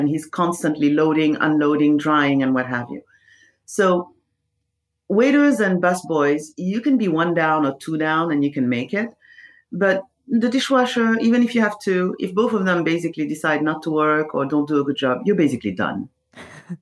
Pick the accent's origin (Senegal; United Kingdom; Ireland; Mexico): Senegal; moved away as an adult; also born or lived in Paris, France; I was born in Senegal. That's in West Africa.